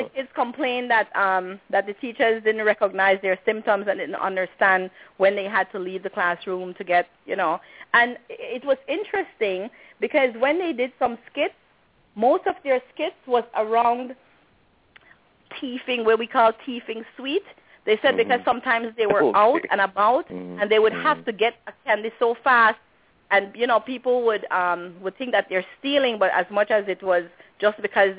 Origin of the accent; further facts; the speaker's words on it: Belize; we basically go around and tell people we are from Belize